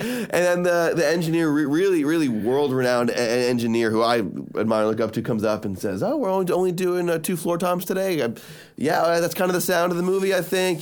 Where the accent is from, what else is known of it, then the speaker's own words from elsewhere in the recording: Miami, Florida, United States; I'm from Miami